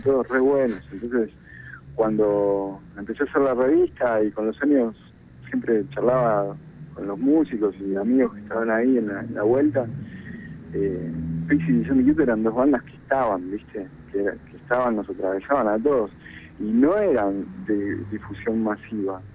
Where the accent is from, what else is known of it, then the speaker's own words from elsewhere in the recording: Argentina; cuando empiezo a analizar como argentino